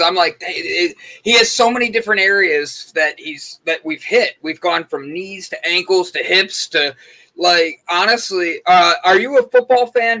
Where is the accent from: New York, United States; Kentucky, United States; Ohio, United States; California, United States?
Ohio, United States; Cleveland; I'm from Cleveland.